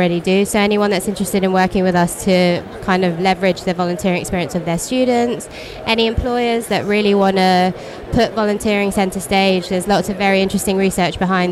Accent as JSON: {"language": "English", "region": "London", "country": "United Kingdom", "said": "I'm from London"}